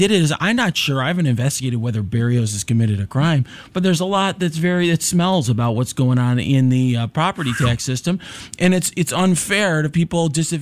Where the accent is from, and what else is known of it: Naperville, Illinois, United States; born or raised there; also born or lived in Little Italy, Chicago, Illinois